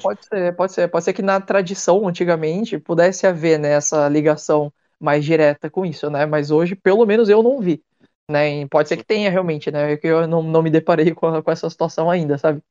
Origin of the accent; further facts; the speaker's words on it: Brazil; moved away as an adult; now in Japan; já ter cara de ser um descendente japonês, mas sei lá, às vezes meio brasileiro